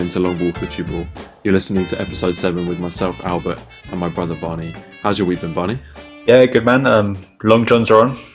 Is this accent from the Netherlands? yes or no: no; England, United Kingdom; because it's quite an alien concept really for us as English football fans